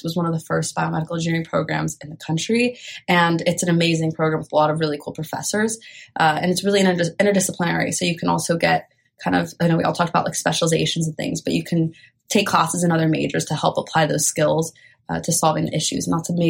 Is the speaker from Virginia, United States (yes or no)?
no; Bay Area, California, United States; I'm from the Bay Area